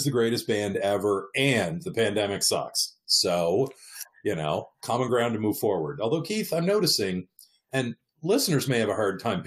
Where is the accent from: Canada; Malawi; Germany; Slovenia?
Canada; moved away as an adult; also born or lived in Eastern Canada; now in Southern California, United States; I'm from Canada originally.